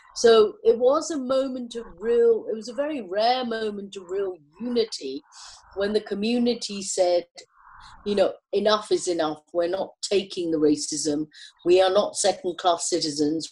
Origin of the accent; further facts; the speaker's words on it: London, United Kingdom; also born or lived in Kenya; I was brought up in the UK